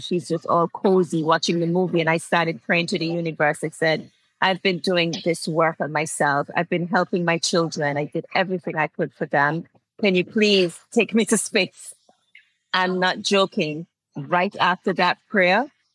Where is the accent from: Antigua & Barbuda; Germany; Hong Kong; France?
Antigua & Barbuda; I'm from Antigua and Barbuda, and it's just a small little island in the Caribbean